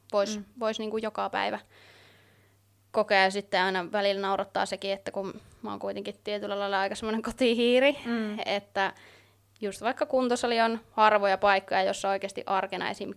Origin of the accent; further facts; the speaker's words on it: Oulu, North Ostrobothnia, Finland; Oon täältä Oulusta kotoisin